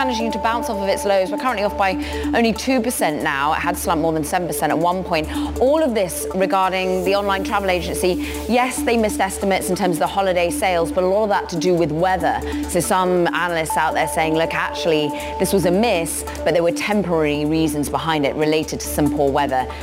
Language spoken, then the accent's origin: English; United Kingdom; as a Brit